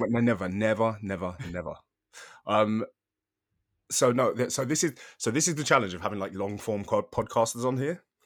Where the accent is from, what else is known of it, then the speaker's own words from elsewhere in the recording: United Kingdom; I'm British